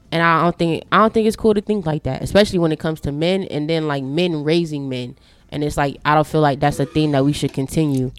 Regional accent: Chicago, Illinois, United States; moved away; when I was growing up in Chi, uh, Chicago, my grandfather stayed literally down the street

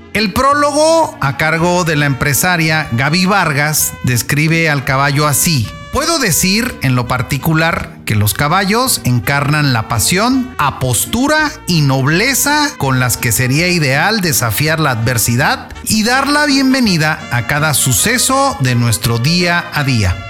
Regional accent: Tepic, Nayarit, Mexico; de aquí de mi tierra en Tepic Nayarit

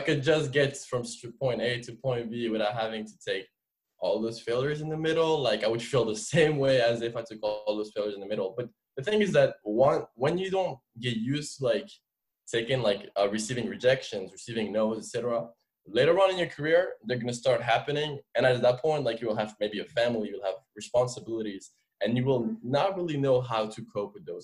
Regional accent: Paris suburbs, Île-de-France, France; English is a second language; moved away as an adult; now in United States; I was born and raised in France. Uh, my parents are both immigrants from Algeria. Uh, we grew up. When I say France, when I say Paris, it's not really Paris. I uh, kind of the suburb

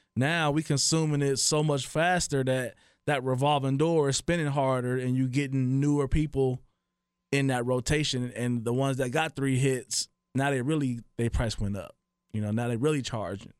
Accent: Dayton, Ohio, United States; I'm from Dayton, Ohio

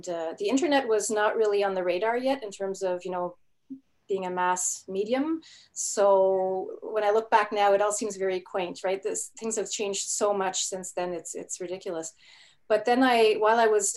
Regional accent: Quebec, Canada; first language German; English is a second language; I was born in Canada, but more specifically in Quebec.

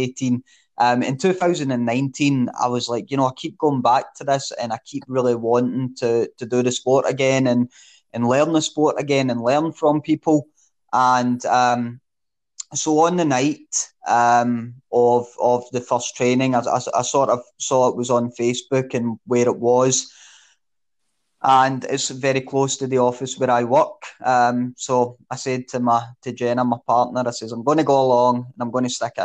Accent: Coatbridge, Scotland, United Kingdom; I was from Coatbridge.

